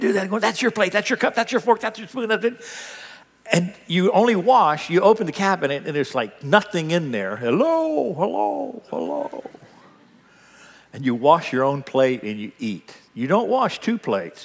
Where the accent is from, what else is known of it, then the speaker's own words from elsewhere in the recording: United States; I'm an American